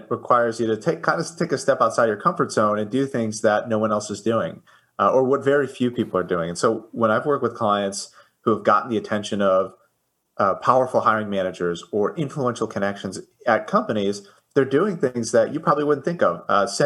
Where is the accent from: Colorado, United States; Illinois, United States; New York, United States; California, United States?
Illinois, United States; Chicago; I I am from Chicago. Yes.